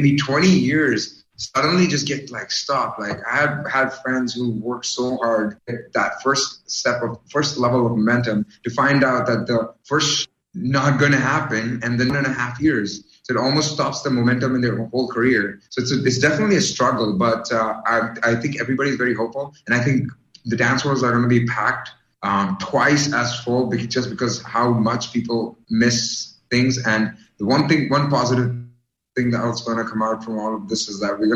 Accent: Canada; I'm from Canada

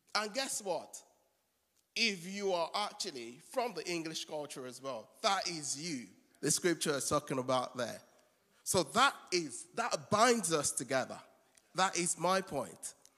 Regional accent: Nigeria; moved away; I'm a Nigerian. And for someone who is far away from his home country

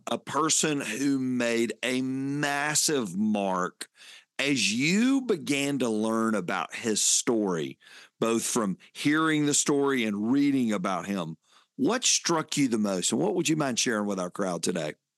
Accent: Fayetteville, Georgia, United States; Growing up in Fayetteville, Georgia, those were my hometown

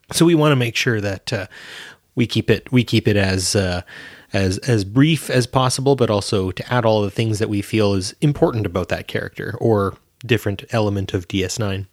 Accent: Canada; I'm Canadian

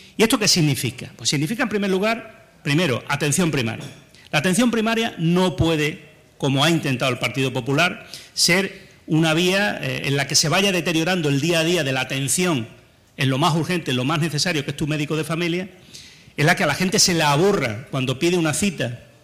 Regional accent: Andalusia, Spain; Los andaluces somos los españoles

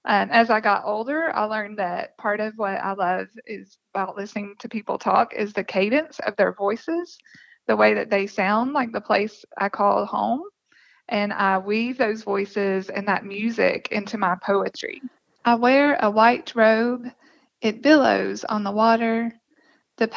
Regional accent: Appalachia, United States; Growing up, I didn't know I was from Appalachia.

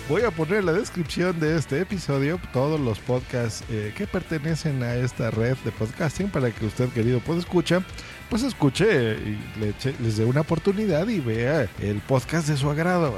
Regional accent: Mexico; yo también soy de México

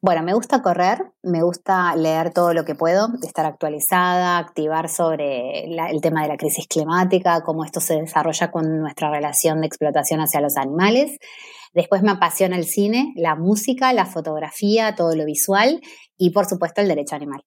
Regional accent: Argentina

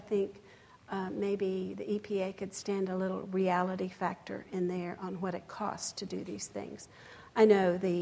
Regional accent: West Texas, United States; I come from West Texas where there's cotton fields and windmills everywhere

